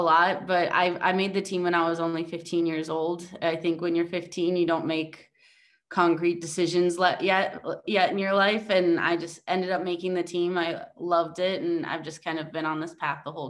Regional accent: Minnesota, United States; moved away as an adult; also born or lived in Texas; now in Spain; I'm from Minnesota, grew up with all brothers

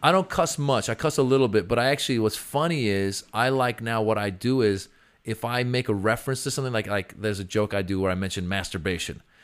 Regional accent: Bay Area, California, United States; now in Los Angeles, United States; I grew up in the Bay Area

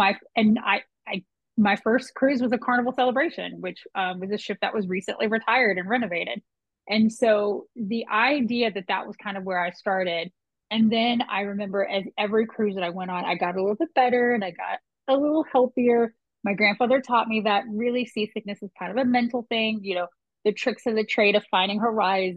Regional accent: Potomac, Maryland, United States; I grew up in Potomac

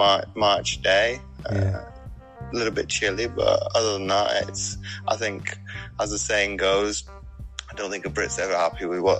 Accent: Belgium; moved away as an adult; now in Wales, United Kingdom; No, because my family were both in the military, mum and dad. Yeah. I grew up in Belgium for 19 years.

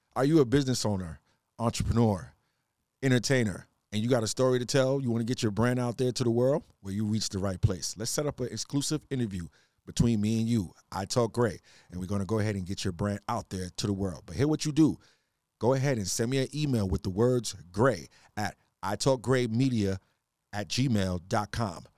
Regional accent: New York City, New York, United States; accent: island twang, a little Trinidad; also born or lived in Trinidad (parents); I'm from New York, though. Queens seven one eight

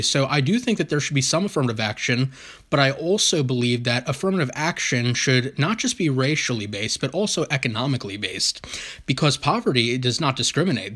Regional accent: New Jersey, United States; also born or lived in Glassboro, New Jersey; my home state of New Jersey

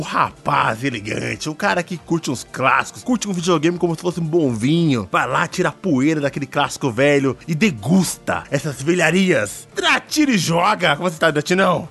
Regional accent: Jardim Ângela, São Paulo, Brazil; eu sou do Jardim Ângela

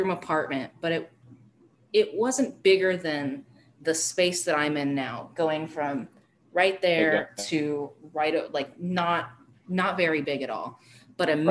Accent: Arizona, United States; now in Colorado, United States; growing up in Arizona and living here my whole life

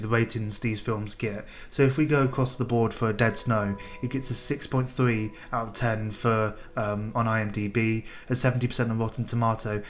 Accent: United Kingdom; as a British film goer

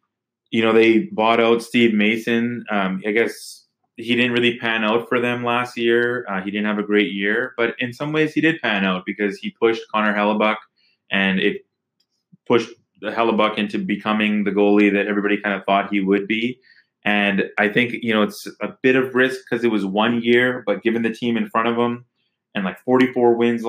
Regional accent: Winnipeg, Manitoba, Canada; So Winnipeg, you know, I grew up in Winnipeg for a few years, but I'm an Oilers fan.

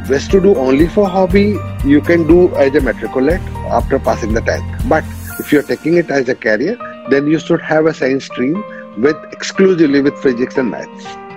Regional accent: India; हमारी मातृभाषा है हिंदी से अच्छा क्या होता है यही बोलते हुए बड़े हुए

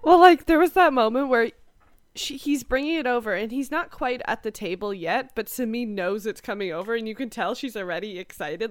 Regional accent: Canada; growing up in Canada

